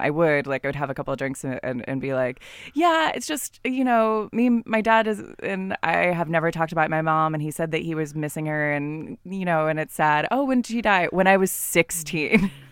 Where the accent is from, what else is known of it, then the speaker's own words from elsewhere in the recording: California, United States; I'm from California